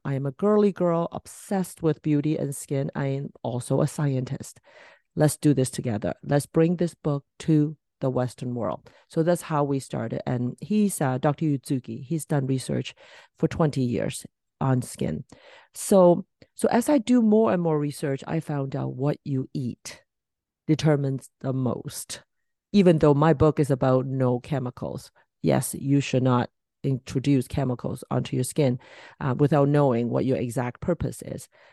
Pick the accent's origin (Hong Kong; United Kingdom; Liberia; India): Hong Kong; moved away; I was from Hong Kong, so once a year I, I try to go back